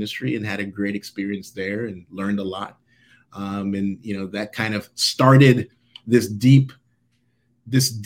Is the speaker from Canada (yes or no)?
no; Jamaica; I was born and raised in Jamaica